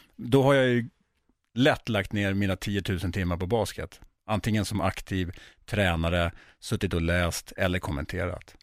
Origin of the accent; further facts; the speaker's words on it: Sweden; jag är ju uppvuxen i Sverige